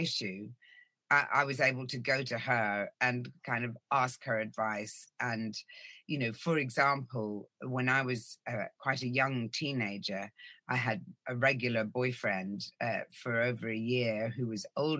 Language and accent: English; Ireland; also born or lived in Norway; I was born in Norway. We lived there till I was 6 years old, and then we moved to the Republic of Ireland.